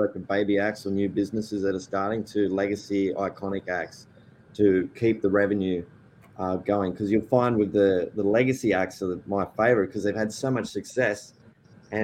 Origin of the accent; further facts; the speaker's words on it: Australia; now in Nashville, United States; I was born in Australia to Spanish parents